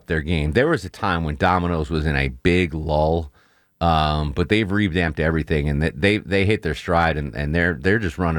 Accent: Torrington, Connecticut, United States; I grew up in Torrington, Connecticut. There might have been 45 pizzerias in a population of 30,000. Like there is a pizza place on every corner. So very pizza centric upbringing I had.

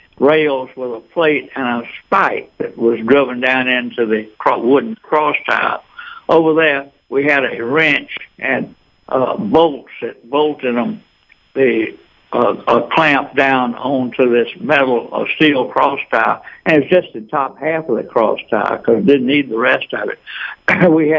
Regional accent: Eatonton, Georgia, United States; now in Atlanta, United States; I grew up in Eatonton

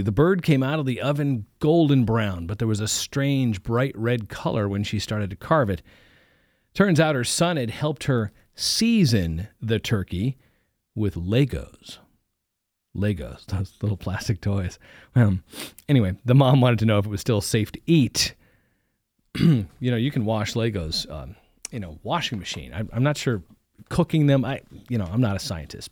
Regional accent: East Coast, United States; now in Ohio, United States; I grew up on the East Coast

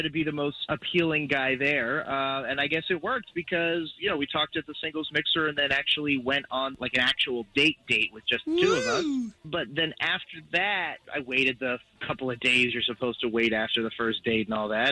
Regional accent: Altamonte Springs, Florida, United States; I'm from Altamont Springs

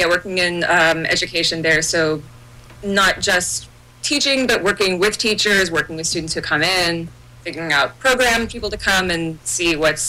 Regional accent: Gainesville, Florida, United States; moved away as an adult; also born or lived in Sarasota, Florida; now in Texas, United States; I've had some interviews from papers in my hometown up in Gainesville.

